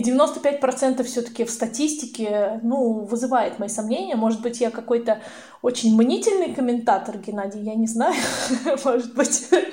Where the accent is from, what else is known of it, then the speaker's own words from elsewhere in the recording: Russia; мы из России